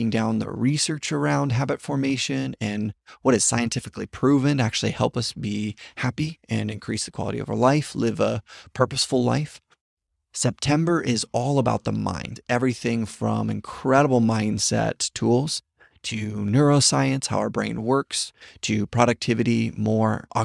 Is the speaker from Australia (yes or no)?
no; Papua New Guinea; So we never saw them growing up in Papua New Guinea.